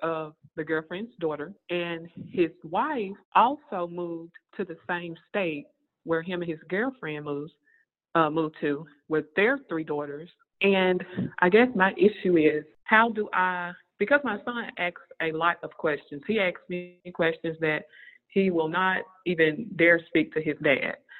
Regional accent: the South, United States; We're all from the same area. We're from the South

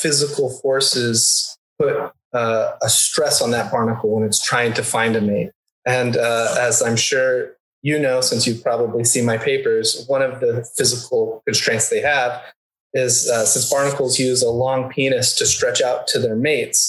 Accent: the South, United States; growing up in the South

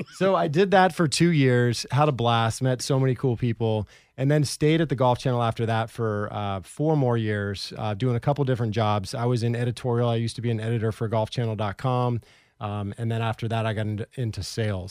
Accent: Portland, Oregon, United States; also born or lived in Orlando; I grew up in Southeast Portland

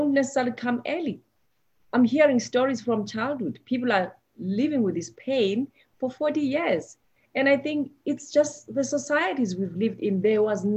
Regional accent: South Africa; moved away as an adult; I come from South Africa, and looking back, I've practiced medicine more here than back home.

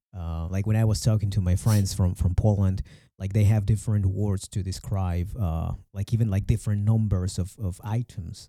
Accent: Mexico; English is a second language

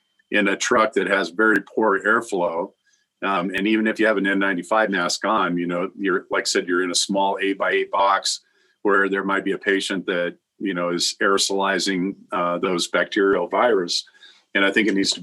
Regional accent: Iowa, United States; I'm from Iowa originally

